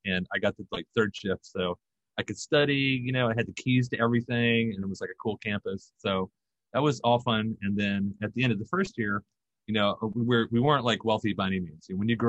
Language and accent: English; Germany; we did like 4 tours over in Germany. So I grew up over in Germany. I went to high school and like 3 high schools in all over Europe.